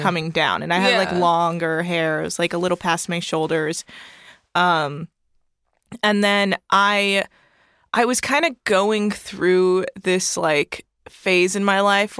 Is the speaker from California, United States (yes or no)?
yes; Bay Area, California, United States; now in Los Angeles, United States; I'm from the Bay Area